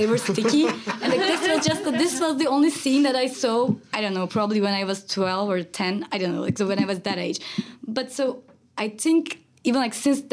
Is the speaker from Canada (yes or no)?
no; Turkey; moved away; I grew up in Turkey